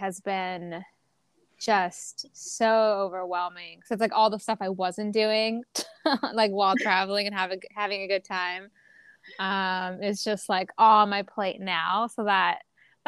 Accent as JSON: {"language": "English", "country": "United States", "tie": "born or raised there", "said": "growing up in the West and then having like parents that were just very controlling"}